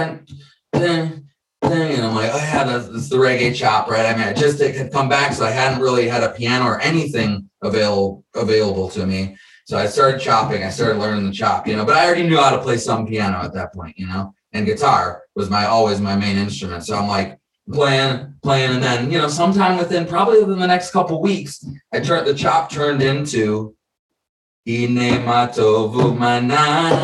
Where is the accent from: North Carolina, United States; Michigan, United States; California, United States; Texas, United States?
Michigan, United States; Detroit; also born or lived in Chicago, Illinois; now in San Diego, United States; I was born in Chicago, grew up in Detroit. We moved to Detroit when I was 10